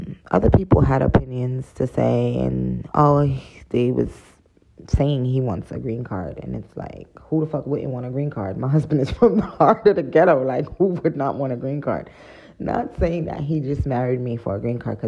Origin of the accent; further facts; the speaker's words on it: United States; I come from America